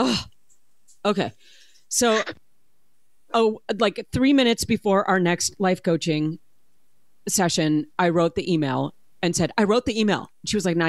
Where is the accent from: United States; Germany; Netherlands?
United States; Wisconsin; I'm from Wisconsin